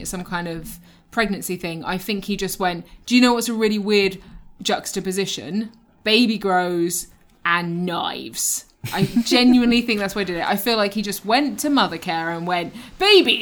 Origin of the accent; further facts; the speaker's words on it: United Kingdom; I'm British. Hello. I'm a British person